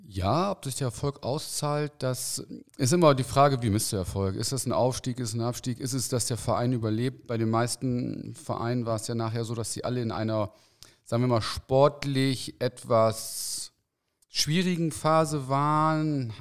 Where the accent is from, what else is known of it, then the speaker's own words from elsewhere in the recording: Osnabrück, Lower Saxony, Germany; also born or lived in Cologne (Junkersdorf); ich komme aus Osnabrück